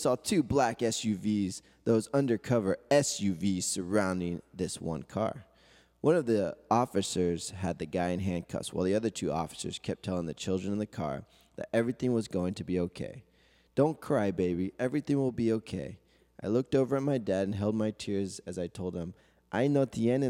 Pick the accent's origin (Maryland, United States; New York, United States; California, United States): California, United States; South Gate; I have picked the city of Southgate. Have to stick to my hometown.